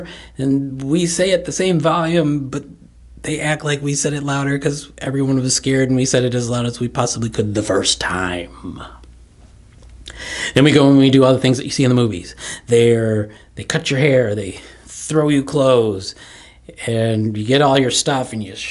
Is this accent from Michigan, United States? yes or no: yes; Kalamazoo, Michigan, United States; moved away as an adult; I grew up in Kalamazoo, Michigan, 2.5 hours west of Detroit